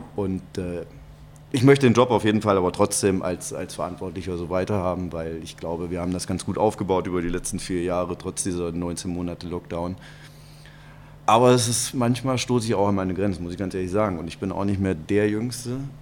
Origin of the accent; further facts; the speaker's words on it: Kassel, Hesse, Germany; now in Cologne, Germany; wohnen meine Eltern dann noch und mein Bruder, das ist mir, das ist Heimat